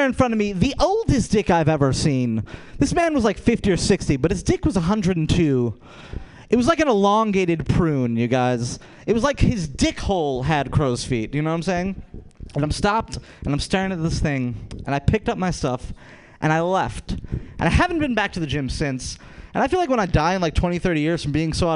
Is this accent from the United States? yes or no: yes; Rochester, New York, United States; I'm from Rochester, New York.